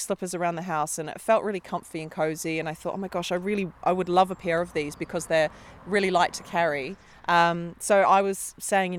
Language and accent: English; New Zealand; we're from New Zealand